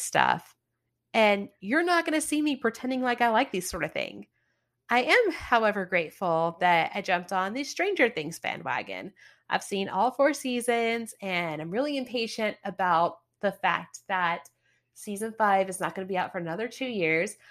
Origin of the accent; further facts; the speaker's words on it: the South, United States; I'm from the South